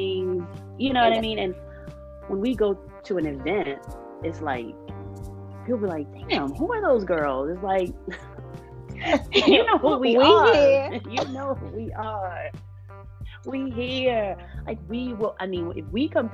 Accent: Baltimore, Maryland, United States; me, Erica, Robin, and Sunny, we're all from Baltimore City

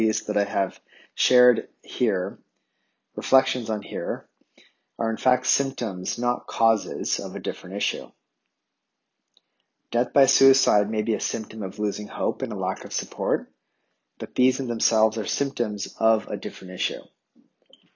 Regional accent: Ottawa, Ontario, Canada; moved away; I grew up in Ottawa, Canada's capital city

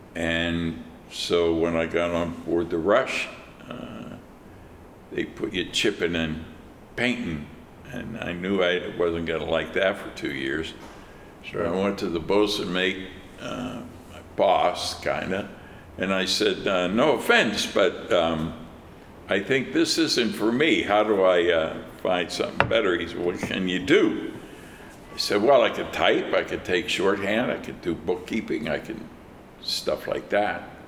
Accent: Pittsburgh, Pennsylvania, United States; I grew up in Pittsburgh. It's my hometown.

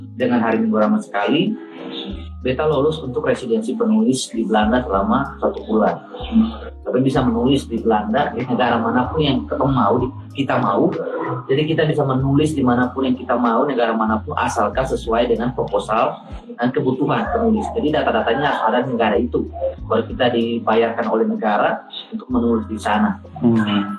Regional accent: Seram Island, Maluku, Indonesia; dari SD waktu di kampung BK kampungnya Tihurale itu salah satu negeri yang ada di Pulau Seram

